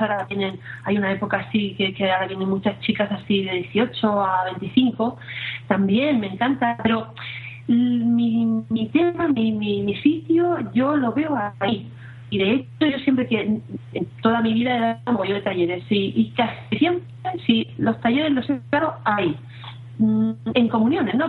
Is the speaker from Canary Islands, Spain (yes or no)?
no; Alicante, Valencian Community, Spain; soy de un pueblecito de Alicante